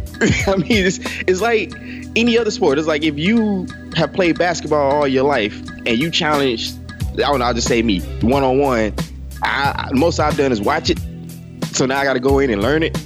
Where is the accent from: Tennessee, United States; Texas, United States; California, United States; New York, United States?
Texas, United States; Beaumont; I'm from Beaumont and it never snows.